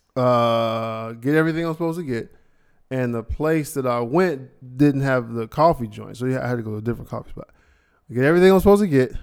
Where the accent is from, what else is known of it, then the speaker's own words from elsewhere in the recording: Ohio, United States; I'm from Ohio